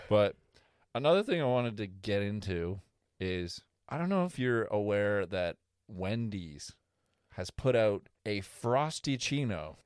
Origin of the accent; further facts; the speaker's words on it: Canada; as a Canadian